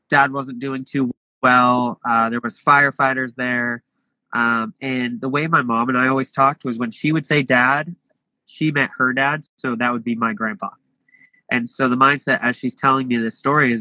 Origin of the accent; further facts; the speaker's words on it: Portland, Oregon, United States; moved away; I'm originally from Portland, Oregon